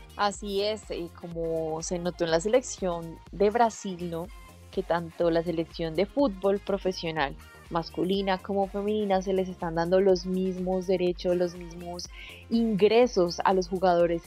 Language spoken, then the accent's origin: Spanish; Colombia; como colombianos